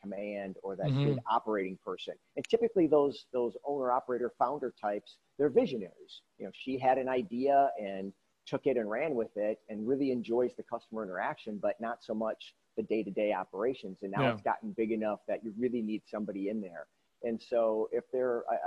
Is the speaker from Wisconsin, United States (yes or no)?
yes; Milwaukee, Wisconsin, United States; I grew up in Milwaukee